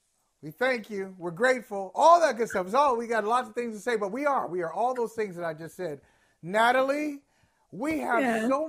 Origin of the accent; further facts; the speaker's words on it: Ohio, United States; moved away; also born or lived in East Coast; growing up in Ohio, on our driving test, we asked to do something called maneuverability